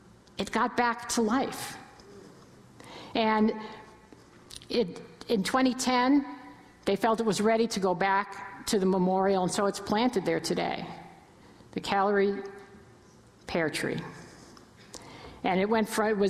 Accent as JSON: {"language": "English", "region": "New York area", "country": "United States", "moved": "yes", "lives_now": "Cleveland, United States", "said": "I'm originally from the New York area. I've been in Cleveland forever, but I still have family in Connecticut and New York"}